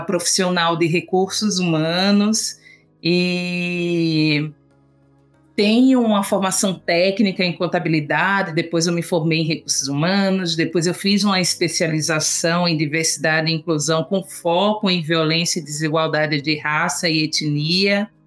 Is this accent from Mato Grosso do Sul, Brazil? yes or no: no; Recife, Pernambuco, Brazil; moved away as an adult; now in São Paulo, Brazil; sou uma nordestina, nascida e criada em Recife, Pernambuco